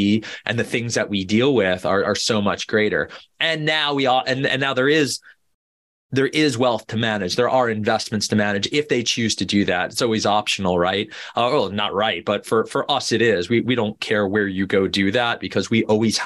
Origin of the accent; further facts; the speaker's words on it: Boca Raton, Florida, United States; moved away; I grew up in Boca Raton, Florida, you know, otherwise known as God's waiting room